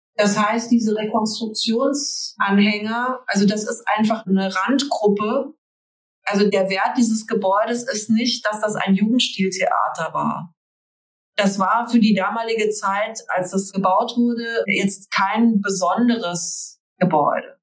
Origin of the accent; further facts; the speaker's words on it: near Frankfurt, Hesse, Germany; Das ist hier ganz in der Nähe von Frankfurt